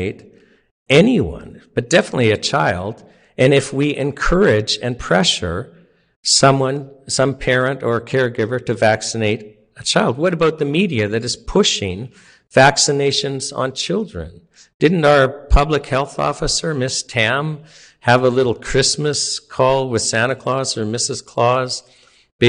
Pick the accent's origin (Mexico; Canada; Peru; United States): Canada; being Canadian